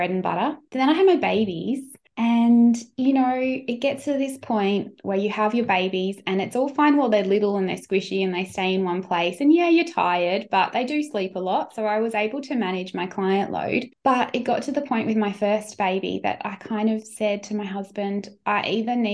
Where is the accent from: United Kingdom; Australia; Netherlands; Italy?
Australia; Sunshine Coast, Queensland; moved away as an adult; also born or lived in Brisbane; I was from the Sunshine Coast